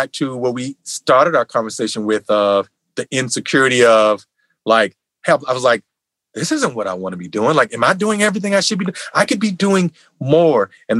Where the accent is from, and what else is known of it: Virginia, United States; born or raised there; moved away as an adult; also born or lived in New York; now in Los Angeles, United States